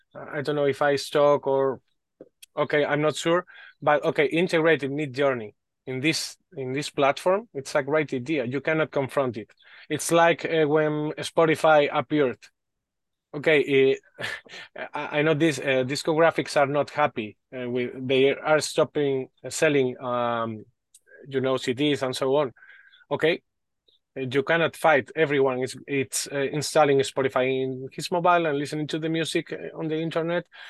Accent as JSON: {"language": "English", "country": "Spain", "second_language": "English", "said": "Sorry for my English. I'm from Spain."}